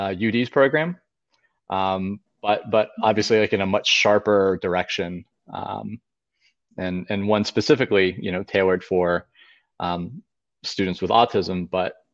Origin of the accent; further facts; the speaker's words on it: Pennsylvania, United States; moved away as an adult; also born or lived in Delaware; I'm originally from Pennsylvania and attended Penn State University for undergraduate